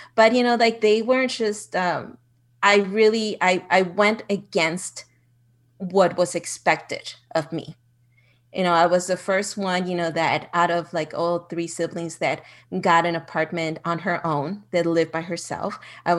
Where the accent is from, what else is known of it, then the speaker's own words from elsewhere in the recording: Ciudad Juárez, Chihuahua, Mexico; also born or lived in El Paso, Texas; I was born in El Paso, Texas, but I grew up in Juarez. So it's a border town.